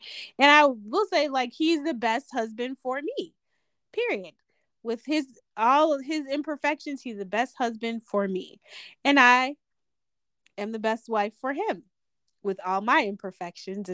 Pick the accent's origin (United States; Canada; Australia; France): United States; we're American